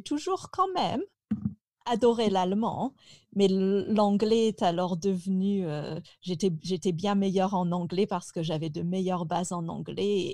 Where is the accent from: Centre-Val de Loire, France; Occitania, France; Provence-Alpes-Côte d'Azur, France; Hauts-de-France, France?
Hauts-de-France, France; Picardy; Je suis très contente d'avoir grandi là-bas